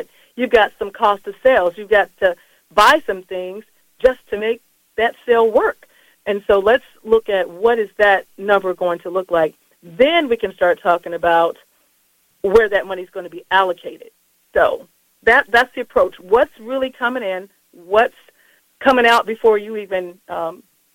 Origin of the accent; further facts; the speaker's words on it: Colorado Springs, Colorado, United States; born and raised in Colorado Springs, Colorado